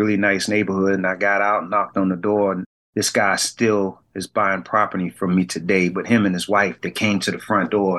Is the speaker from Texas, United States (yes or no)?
no; Savannah, Georgia, United States; we're from Savannah